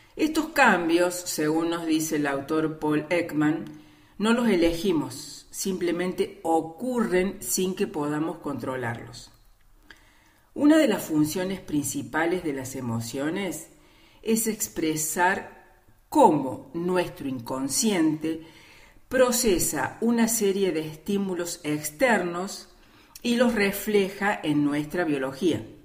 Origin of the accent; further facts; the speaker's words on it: Córdoba, Argentina; soy cordobesa de Córdoba Capital